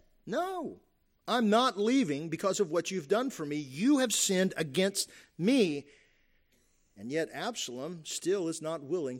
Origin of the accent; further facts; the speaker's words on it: Kentucky, United States; You have cultures, the cultures that I grew up in Eastern Kentucky and the Appalachia, right, where still a lot of honor, shame going on there, right?